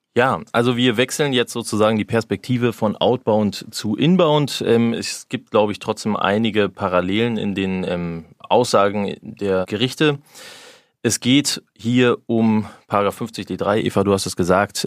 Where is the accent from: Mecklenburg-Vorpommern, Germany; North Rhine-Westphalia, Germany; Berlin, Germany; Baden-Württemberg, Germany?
Berlin, Germany; also born or lived in Frankfurt (Oder); ich bin Berliner